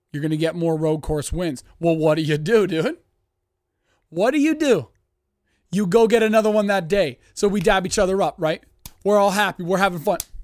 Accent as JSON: {"language": "English", "country": "Canada", "said": "I'm Canadian"}